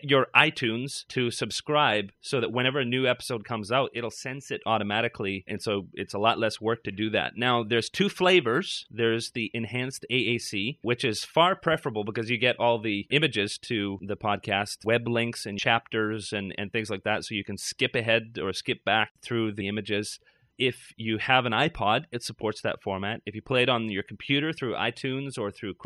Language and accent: English; Canada; now in Toronto, Canada; I'm a Canadian